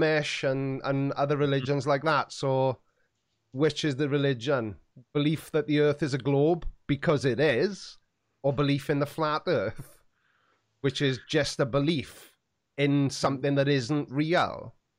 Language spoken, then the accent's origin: English; Swansea, Wales, United Kingdom; for a long time, I didn't say that I was from Swansea